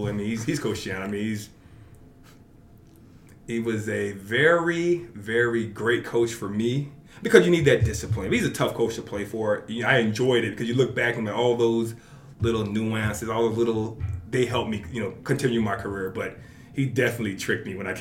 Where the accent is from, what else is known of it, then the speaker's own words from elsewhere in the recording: Fort Lauderdale, Florida, United States; moved away as an adult; also born or lived in Brooklyn, New York / Canada / New Jersey; I was born in Brooklyn, okay. But raised in Fort Lauderdale, Florida.